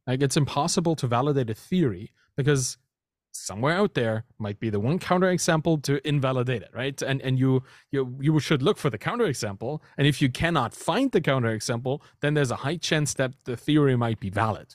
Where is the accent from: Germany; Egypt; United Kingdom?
Germany; moved away as an adult; now in Canada; I'm German, right? I, I grew up there, and I, I moved from Germany to Canada just recently, a year ago